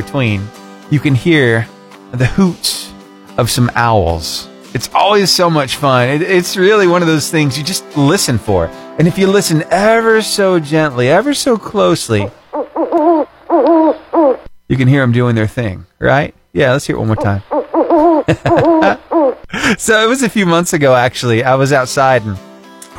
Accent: Battleground, Alabama, United States; I grew up over in Battleground, Alabama

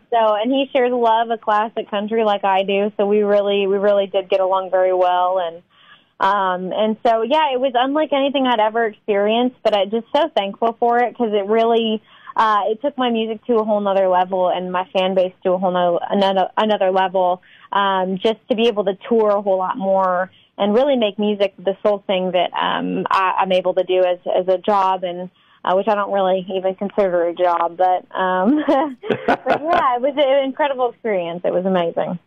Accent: Texas, United States; also born or lived in Tulsa, Oklahoma; raised in Texas

